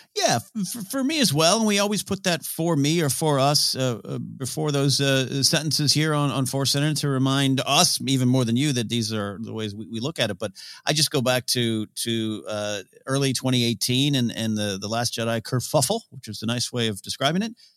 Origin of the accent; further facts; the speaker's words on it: San Luis Obispo, California, United States; my hometown, uh, San Luis Obispo, Rio Grande, California